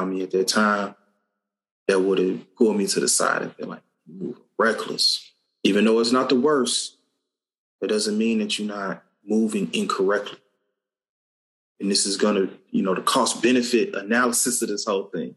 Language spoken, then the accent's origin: English; Cincinnati, Ohio, United States; Growing up in Cincinnati